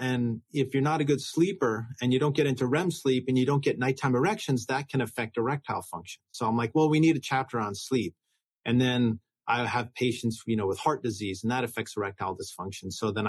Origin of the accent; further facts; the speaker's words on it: New York, United States; So I grew up in New York. I went to Brown University.